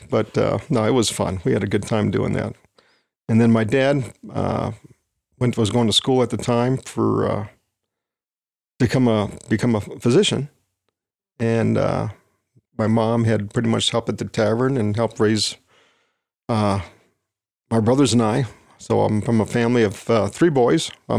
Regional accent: Wisconsin, United States; I grew up in Wisconsin.

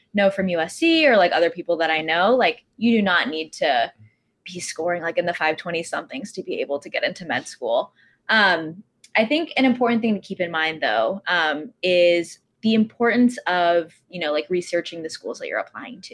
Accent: Texas, United States; moved away as an adult; now in New York City, United States; I'm from Texas

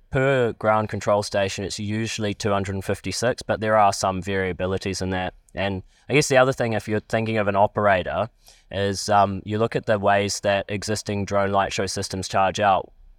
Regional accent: Palmerston North, Manawatū-Whanganui, New Zealand; I'm from Palmerston North.

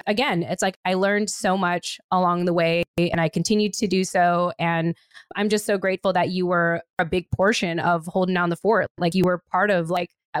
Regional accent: California, United States; moved away; I'm from California.

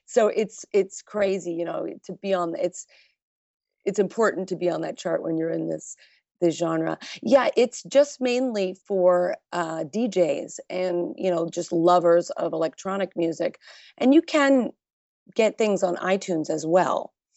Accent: New York, United States; I am from New York, so I was going out at an early age

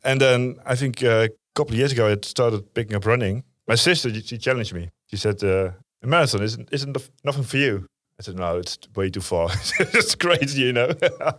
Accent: Veluwe, Gelderland, Netherlands; English is a second language; moved away as an adult; now in Amsterdam, Netherlands; Netherlands, of course. Yeah. You can hear that. From Veluwe.

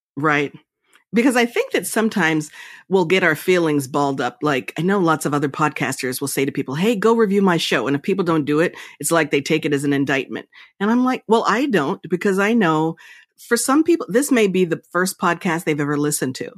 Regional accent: Princeton, New Jersey, United States; I was raised in Princeton.

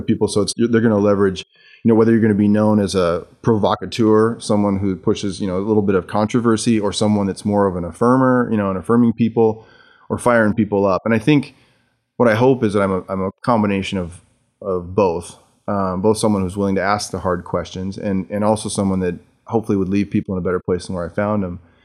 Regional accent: Seattle, Washington, United States; also born or lived in Jackson, Michigan; I was born in, in, uh, Jackson, Michigan, near Spring Arbor University, and moved to Seattle when my parents took

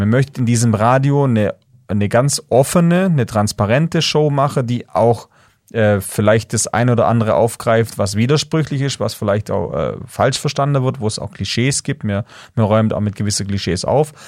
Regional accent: Swabian Jura, Baden-Württemberg, Germany; ich bin in einer kleinen Ortschaft aufgewachsen auf der Schwäbischen Alb, 1000 Leute

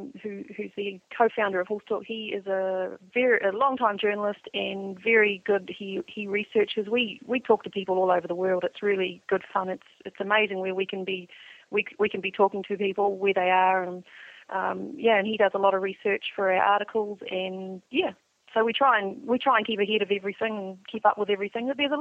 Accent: New Zealand; the Northern Hemisphere people tend to be very surprised when they come to New Zealand for Christmas, because we sit and have our traditional Christmas dinner, our roast and our roast vegetables and big heavy puddings in the middle of summer

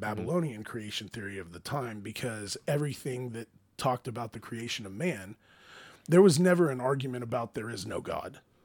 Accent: Oklahoma, United States; we're American in Oklahoma

